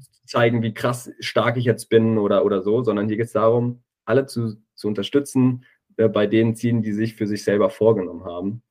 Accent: Giessen / Wetzlar area, Hesse, Germany; in meiner Heimat war, ähm, viele Leute, die ich eben kannte, von Streetworker Gießen, auch aus Wetzlar

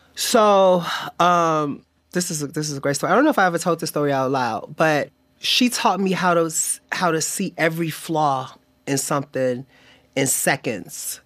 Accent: Chicago, Illinois, United States; moved away; I'm from Chicago

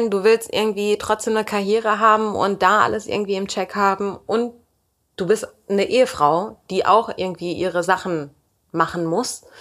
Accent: Turkey; Ich bin halt Türkin, mein Mann war Türke

